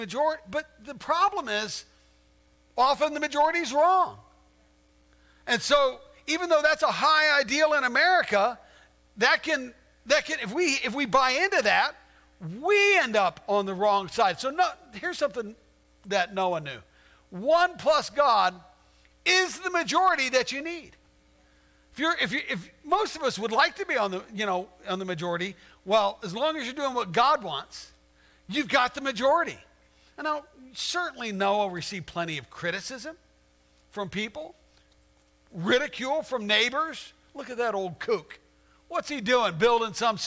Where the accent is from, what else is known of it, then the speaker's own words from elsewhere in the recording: Arizona, United States; moved away as an adult; also born or lived in Virginia; I grew up in Arizona